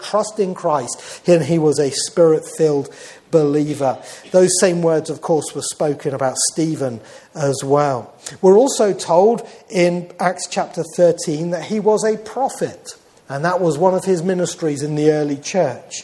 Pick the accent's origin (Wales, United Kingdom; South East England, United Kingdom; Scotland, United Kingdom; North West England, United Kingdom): South East England, United Kingdom; Reading; when I was growing up in Reading